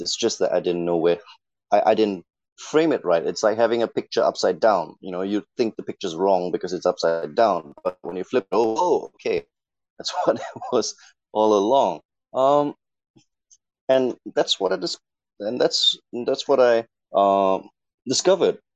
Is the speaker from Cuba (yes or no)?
no; Singapore; as a Singaporean